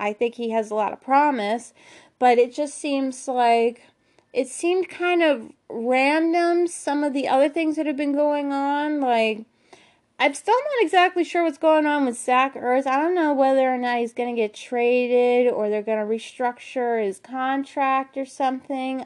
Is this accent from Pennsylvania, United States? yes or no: yes; Philadelphia, Pennsylvania, United States; my hometown, the Philadelphia seventy-sixers